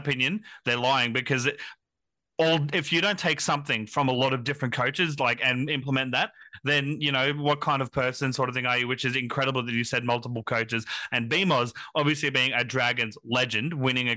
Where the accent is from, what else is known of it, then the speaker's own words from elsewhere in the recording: Queensland, Australia; As a Queenslander myself